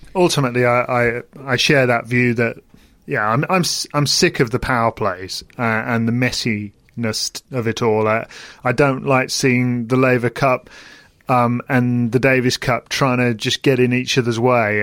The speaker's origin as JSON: {"language": "English", "country": "United Kingdom", "said": "as British people"}